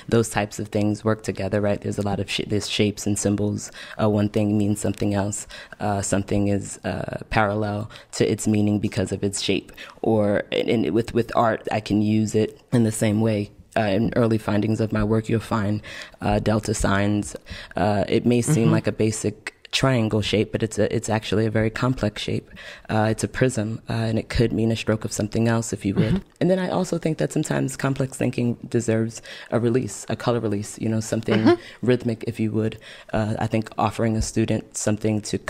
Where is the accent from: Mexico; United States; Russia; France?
United States; New York City, New York; I'm from Brooklyn